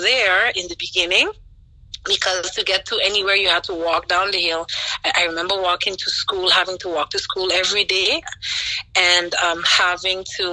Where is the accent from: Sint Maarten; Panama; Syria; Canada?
Sint Maarten; moved away as an adult; also born or lived in Philadelphia, United States / London, United Kingdom; now in New Jersey, United States; I was born and raised on the Dutch side of St. Martin